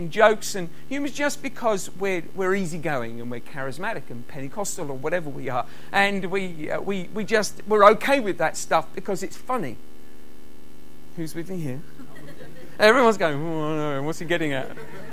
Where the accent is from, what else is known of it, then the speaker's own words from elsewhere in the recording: United Kingdom; being British, we have the privilege of just being allowed to speak our own language wherever we go